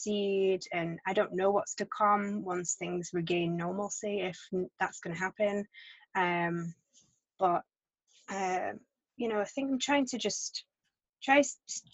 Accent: England, United Kingdom; moved away; I started working for an architecture firm in England, in my hometown, when I was 16.

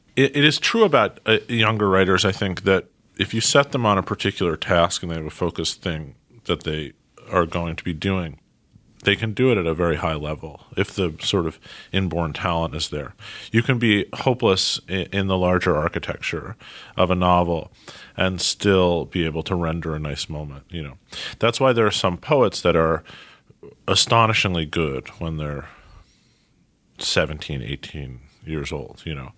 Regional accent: New York City, New York, United States; also born or lived in Princeton, New Jersey; I grew up in Manhattan. I have managed over the course of forty-two years to make it all the way to Brooklyn, where I am now

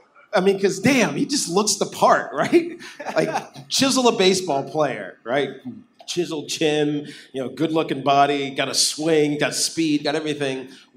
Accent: Virginia, United States; moved away; I grew up in Virginia also.

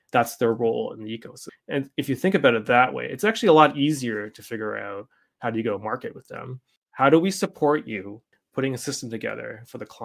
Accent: Canada; I mean, I'm Canadian

